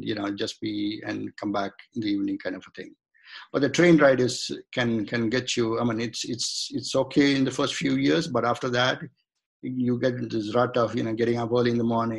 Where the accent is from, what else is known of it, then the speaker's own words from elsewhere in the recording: India; moved away as an adult; now in United States; So I was born in India. I grew up in India. Then I came to the United States as a student, and then I just remained here.